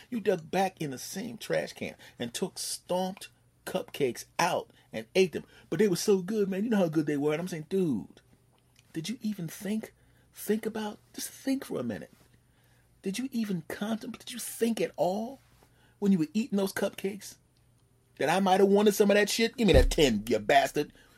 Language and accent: English; Philadelphia, Pennsylvania, United States; moved away; back in my hometown of Philadelphia